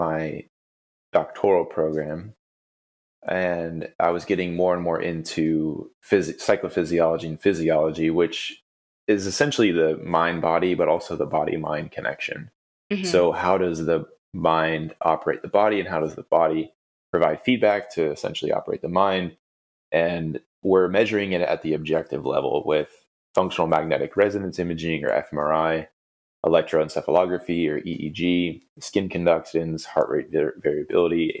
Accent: United States; as an American

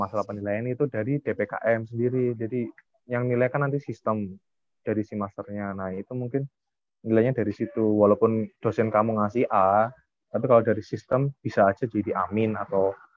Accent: Java, Indonesia; kita dari Jawa

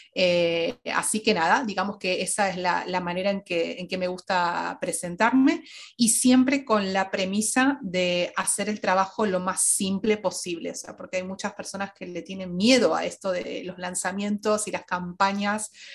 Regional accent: Argentina; moved away as an adult; now in Madrid, Spain; soy argentina, pero actualmente vivo en Madrid ya desde hace dos años

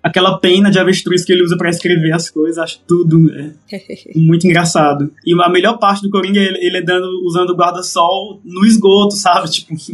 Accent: Limoeiro do Norte, Ceará, Brazil; lá na minha cidade, lá em Limoeiro, é, Limoeiro do Norte, não o Pernambuco

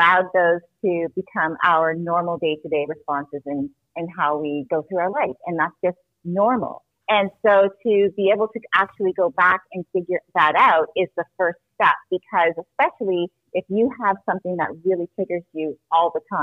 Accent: Toronto, Ontario, Canada; moved away as an adult; also born or lived in New Jersey, United States; So I was born in New Jersey, but I was raised in Canada. So pretty much I grew up in Toronto, Canada.

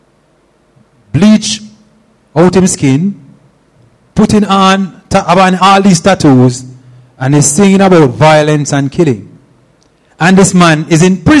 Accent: Steer Town, Jamaica; moved away; I'm from Steertown

